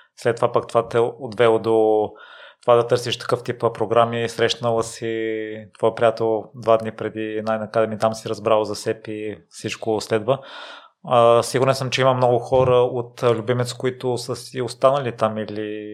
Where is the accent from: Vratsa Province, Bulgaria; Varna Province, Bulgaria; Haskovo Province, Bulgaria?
Vratsa Province, Bulgaria; Kozloduy; now in Sofia, Bulgaria; аз съм израснал в Козлодо и не смятам, че средата е продуктивна, но след като се преместих в София